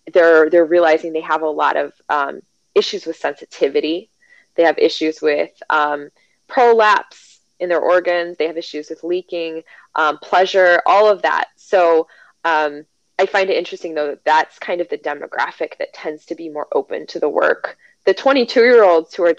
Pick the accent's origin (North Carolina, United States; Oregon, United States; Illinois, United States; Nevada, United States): Illinois, United States; Chicago; moved away as an adult; now in Kentucky, United States; I live in Kentucky, because I'm from Chicago.